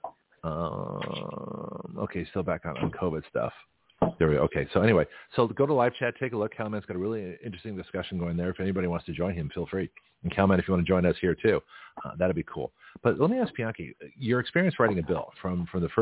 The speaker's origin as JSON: {"language": "English", "country": "Canada", "tie": "born or raised there", "moved": "yes", "said": "I was born in Canada"}